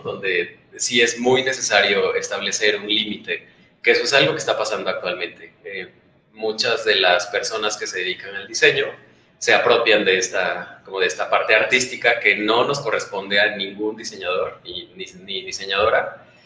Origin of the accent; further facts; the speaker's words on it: Oaxaca, Mexico; los tres somos de Oaxaca